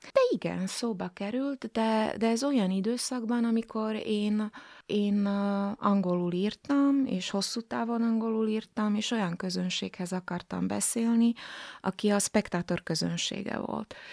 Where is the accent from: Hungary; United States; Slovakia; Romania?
Slovakia; etnikai magyar vagyok